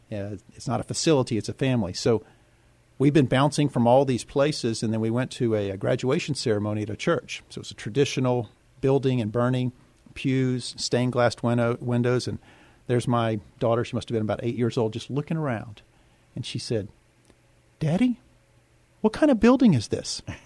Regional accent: Yoakum, Texas, United States; also born or lived in Houston, Texas; now in San Antonio, United States; she took me back to our little small town called Yoakum, Texas

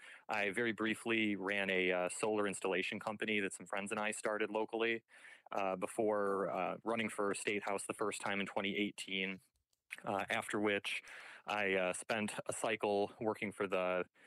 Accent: Michigan, United States; So, I grew up in Southwest Michigan. I've lived here my whole life.

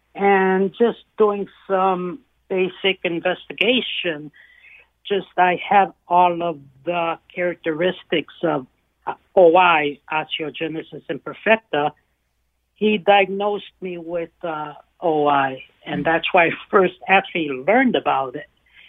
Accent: Italy; born there; moved away; because I was not born in this country. I was born in Italy

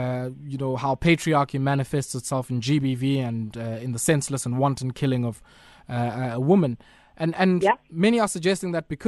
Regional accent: South Africa; I speak to you as a South African compatriot, as a woman

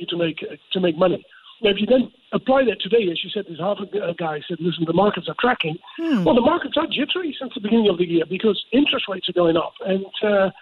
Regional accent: Amsterdam, North Holland, Netherlands; in Amsterdam, my hometown as well

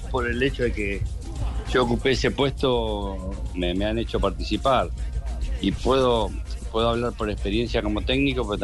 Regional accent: Colombia; born there; nací en Colombia en la época que mi papá, como decían anteriormente, jugó en Santa Fe.

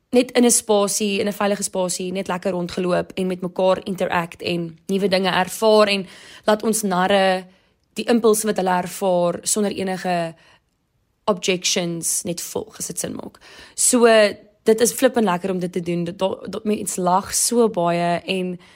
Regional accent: Durbanville, Western Cape, South Africa; also born or lived in Stellenbosch; Ek is 24 jaar oud en ek kom van Durbanville af

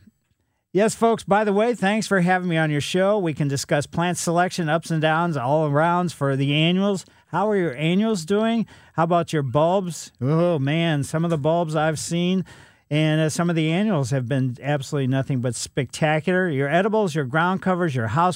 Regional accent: Ellisville, Missouri, United States; It's a little bit further east than I grew up in Ellisville

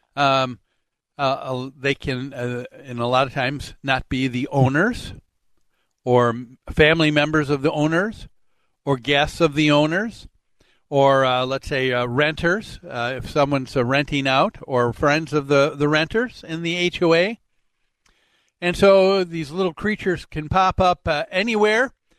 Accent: Medicine Lake, Minnesota, United States; growing up on Medicine Lake

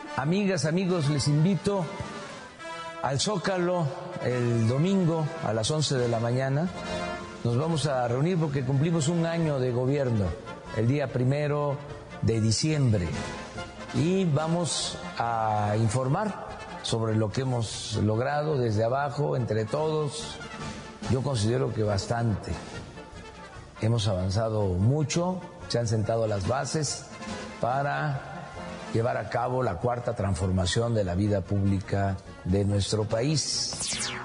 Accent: Mexico; somos muchos los mexicanos que apoyamos

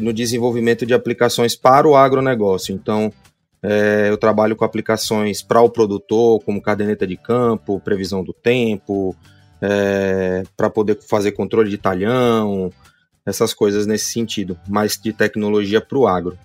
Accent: Aracaju, Sergipe, Brazil; eu sou aqui de Aracaju, Sergipe

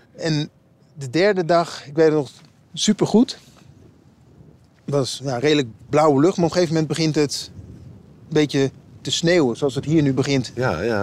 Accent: Utrecht, Netherlands; ik kom zelf uit Utrecht

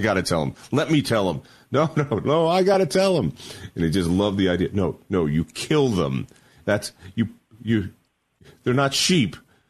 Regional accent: Colorado, United States; I grew up in Colorado.

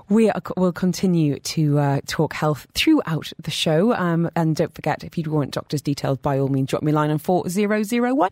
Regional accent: United Kingdom; now in United Arab Emirates; as a Brit

